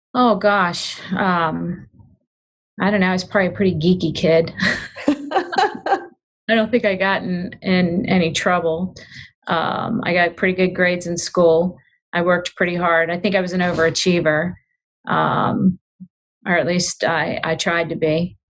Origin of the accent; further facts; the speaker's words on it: Glen Burnie, Severna Park, Annapolis, Maryland, United States; also born or lived in western Pennsylvania; they um, eventually left their hometown in western Pennsylvania, where I was born, and moved to Glen Burnie, Maryland